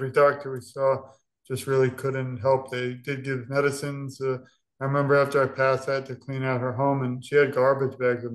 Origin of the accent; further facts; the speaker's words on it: New York, United States; moved away; We're from New York originally